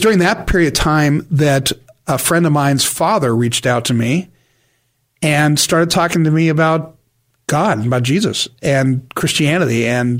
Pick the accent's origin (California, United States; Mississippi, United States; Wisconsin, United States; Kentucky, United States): California, United States; San Diego; I grew up in the San Diego area over by Rolando area.